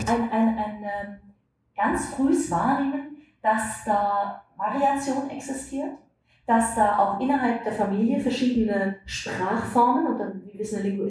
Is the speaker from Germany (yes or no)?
yes; West Central Germany, Germany; gerade in den 60ern, 70ern in der Region im Westmitteldeutschen, wo ich groß geworden bin